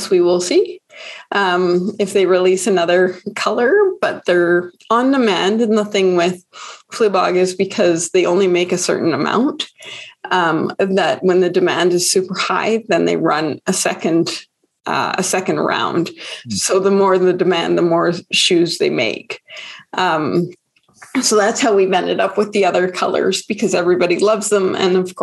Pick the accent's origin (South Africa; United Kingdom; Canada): Canada; Calgary, Alberta; I'm born and raised Calgarian